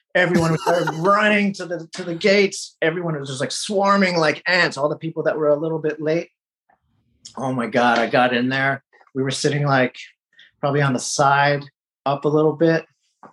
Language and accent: English; United States; I don't think they expected for me to become as American as I did, I guess. But I mean, they brought me up here.